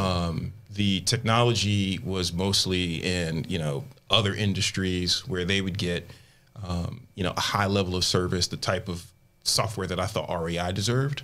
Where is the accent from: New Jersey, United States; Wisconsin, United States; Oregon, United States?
New Jersey, United States; Willingboro; my neighborhood in New Jersey where I grew up is becoming like one of the hottest markets where people are trying to flip properties in my hometown